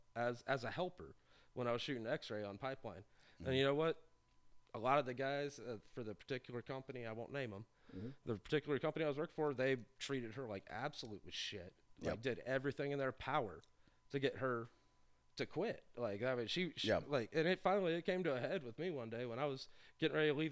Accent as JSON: {"language": "English", "town": "Raymore", "region": "Missouri", "country": "United States", "tie": "born or raised there", "also_born_or_lived": "Peculiar, Missouri", "said": "I'm from Raymore, Peculiar, Missouri"}